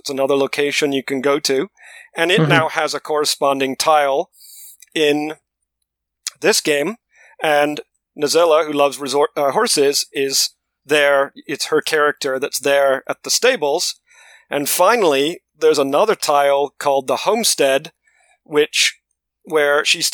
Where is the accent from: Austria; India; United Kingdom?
United Kingdom; London; moved away; I was born in London, in England